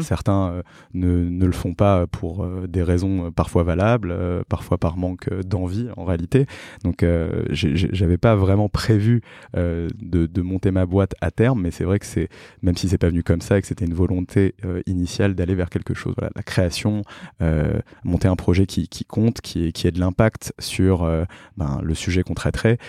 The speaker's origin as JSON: {"language": "French", "town": "Paris", "region": "Île-de-France", "country": "France", "tie": "born or raised there", "also_born_or_lived": "Drancy / Montreal", "said": "j'ai grandi à Paris, je suis né à Drancy"}